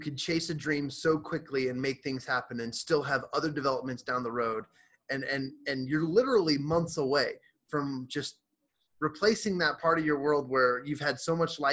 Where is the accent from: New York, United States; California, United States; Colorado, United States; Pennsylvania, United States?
Colorado, United States; Fort Collins; I'm from Northern Colorado. I grew up in Fort Collins